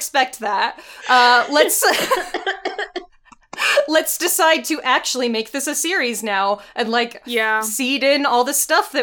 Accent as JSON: {"language": "English", "region": "Texas", "country": "United States", "tie": "born or raised there", "moved": "yes", "lives_now": "South Dakota, United States", "said": "I was born in Texas"}